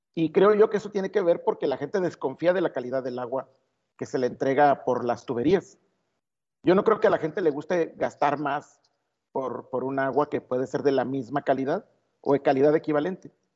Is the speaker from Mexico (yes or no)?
yes; Mexico; somos solidarios los mexicanos